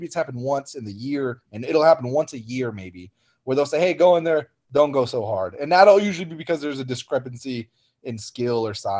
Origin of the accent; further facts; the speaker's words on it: Oklahoma, United States; But where I came from Oklahoma, when I was an amateur, there was a lot more of those people.